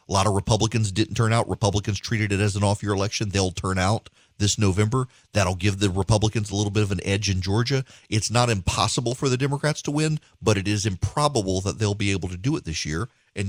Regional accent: Dubai, United Arab Emirates; I grew up in Dubai, grew up in the Middle East, grew up in Dubai. And when I was growing up in the 1980s in Dubai, any reference to Israel was redacted.

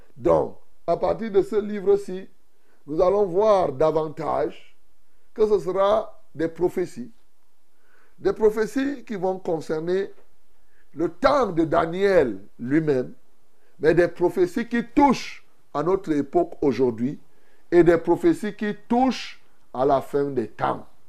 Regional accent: Cameroon; ici chez nous au Cameroun

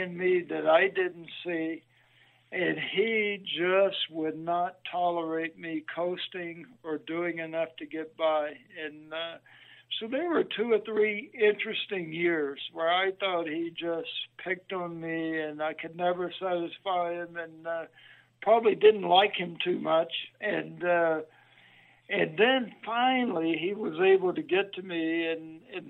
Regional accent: Greenwood, Mississippi, United States; moved away as an adult; also born or lived in Cleveland, Mississippi / Oxford, Mississippi / Nashville; I was born in Cleveland, Mississippi, but I grew up most of my childhood in Greenwood

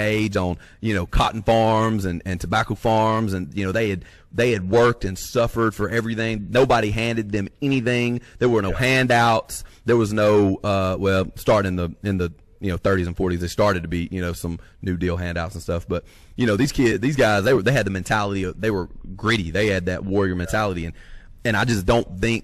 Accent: North Alabama, United States; now in North Mississippi, United States; we're both from North Alabama

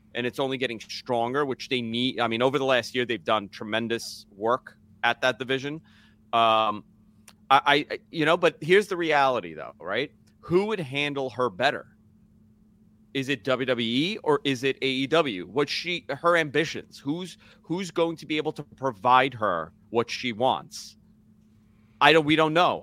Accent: Northeast, United States; I grew up in the Northeast.

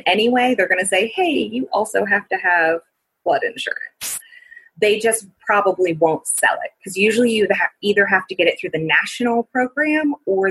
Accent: New Orleans, Louisiana, United States; I am from New Orleans and lived there during Hurricane Katrina

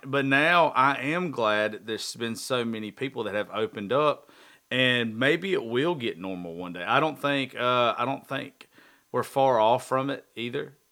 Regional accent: the South, United States; I'm from the South

